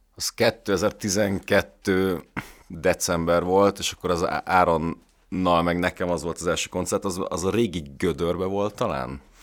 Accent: Budapest, Hungary; én Pesten születtem, meg itt nőttem fel

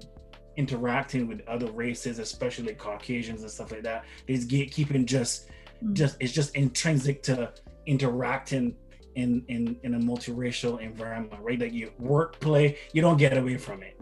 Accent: Barbados; moved away; I grew up in Barbados

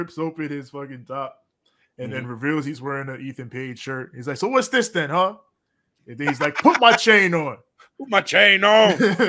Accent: New York, United States; As a New Yorker

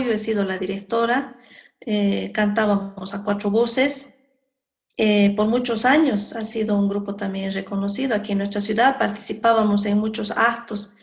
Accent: Sucre, Chuquisaca, Bolivia; ya fui como ñusta chuquisaqueña a representar a Chuquisaca en el festival en Cochabamba

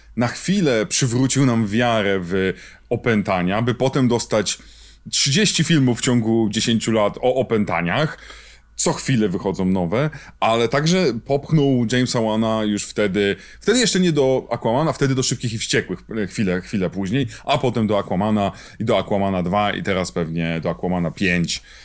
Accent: Poland; obaj wywodzimy się z kraju, gdzie wychodził magazyn egzorcysta

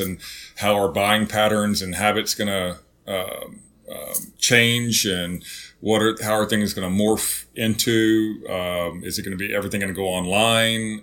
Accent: Zephyr, Texas, United States; moved away; growing up in Zephyr

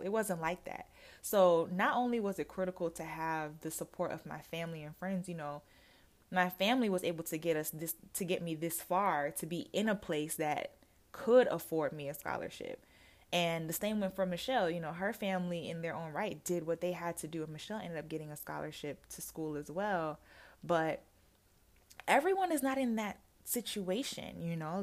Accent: Jamaica; now in United States; I am originally from Jamaica

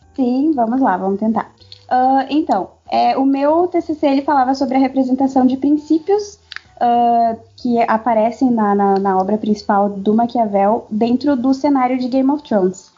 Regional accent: South Region, Brazil; eu tenho 22 anos, eu sou formada em Relações Internacionais, sou do sul do Brasil.

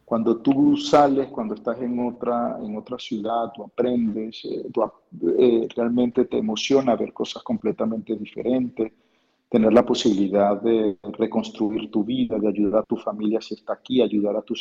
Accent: Venezuela; moved away; casi ocho años fuera de Venezuela y yo por lo menos, si, tuviese esa oportunidad, me iría a mi casa, en mi pueblo.

